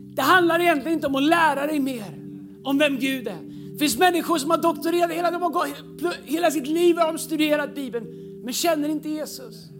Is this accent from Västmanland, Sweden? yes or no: no; Tidaholm, Västra Götaland, Sweden; now in Stockholm, Sweden; När jag växte upp i Pingstkyrkan i Tidaholm